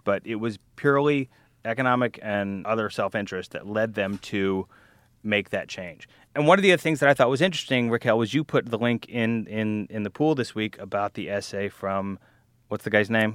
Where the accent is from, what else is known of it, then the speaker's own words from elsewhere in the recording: Louisiana and Alabama, the South, United States; accent: Southern; also born or lived in Texas; now in New York City, United States; I was born in Texas, grew up in Louisiana and Alabama